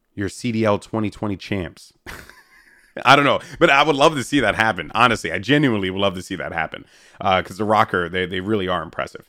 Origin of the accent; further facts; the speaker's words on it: New York, United States; as a New Yorker